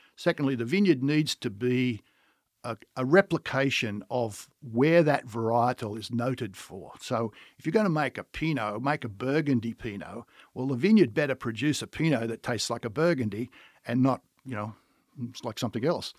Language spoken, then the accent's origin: English; Australia; accent: Australian; moved away as an adult; now in United States; as you can tell by my accent, I am Australian, and I come from an Australian winemaking family